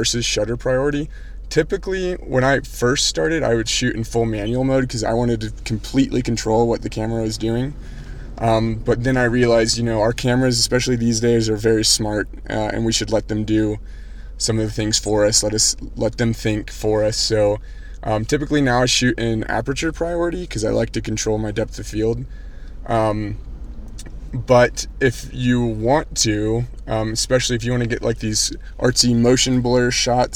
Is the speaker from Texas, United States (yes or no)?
yes; Austin, Texas, United States; my hometown